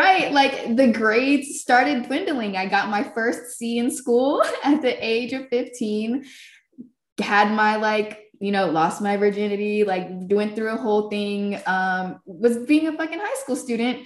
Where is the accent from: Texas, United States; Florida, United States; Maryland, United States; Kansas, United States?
Florida, United States; I grew up in Florida, actually, so I lived about 2 hours away from Tallahassee